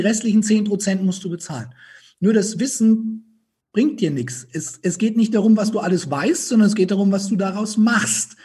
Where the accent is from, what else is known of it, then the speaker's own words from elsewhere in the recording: Franconia, Bavaria, Germany; accent: Franconian; ich aus Franken komme